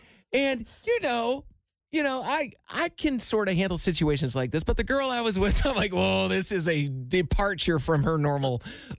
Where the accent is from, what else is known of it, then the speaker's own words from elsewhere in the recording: Iowa, United States; moved away; my hometown in Iowa.